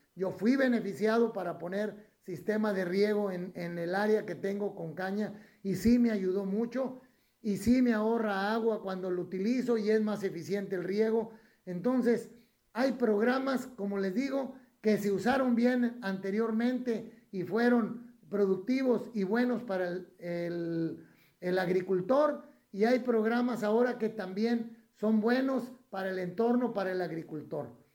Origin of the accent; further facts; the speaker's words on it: Mexico; como mexicanos